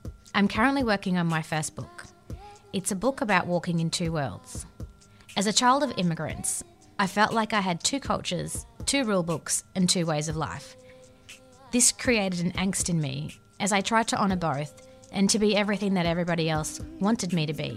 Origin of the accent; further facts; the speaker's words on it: Australia; Growing up in Australia, I was always asked, where do you come from? So I would respond, I'm Lebanese